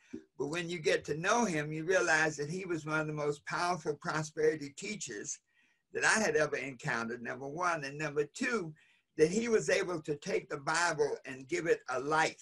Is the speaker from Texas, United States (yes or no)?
no; North Carolina, United States; moved away; also born or lived in New York; I grew up in North Carolina